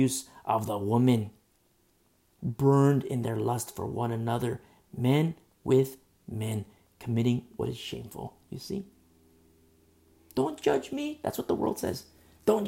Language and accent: English; United States; I'm an American, but above that, I'm a Christian